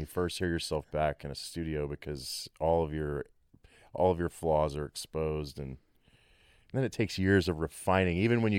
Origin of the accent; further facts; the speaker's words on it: Abilene, Texas, United States; now in Dallas, United States; I grew up in Abilene, Texas. My dad was a huge … fan and liked classic rock.